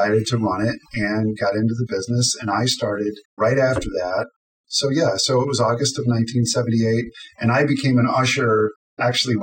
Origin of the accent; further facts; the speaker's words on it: Downers Grove, Illinois, United States; I was born in Downers Grove in 1966